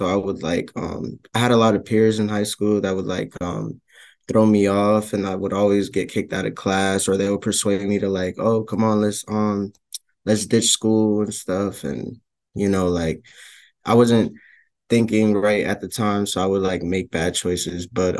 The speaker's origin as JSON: {"language": "English", "town": "Hartford", "region": "Connecticut", "country": "United States", "tie": "born or raised there", "said": "it was challenging because like, I was, like, uncomfortable, like, going down the streets to go to school"}